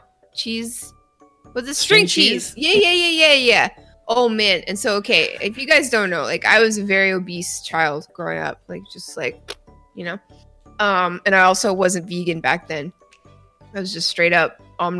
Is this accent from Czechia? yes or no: no; Canada; now in United States; As a Canadian living in the United States of America